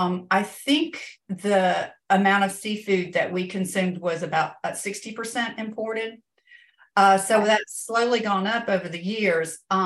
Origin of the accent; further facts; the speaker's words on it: Georgia, United States; I lived in Georgia. I grew up in Georgia. I had family in Georgia.